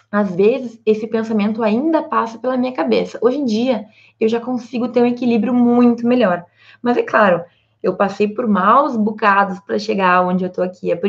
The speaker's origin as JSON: {"language": "Portuguese", "town": "Santa Maria", "region": "Rio Grande do Sul", "country": "Brazil", "said": "vocês sabem que eu sou de Santa Maria, no Rio Grande do Sul."}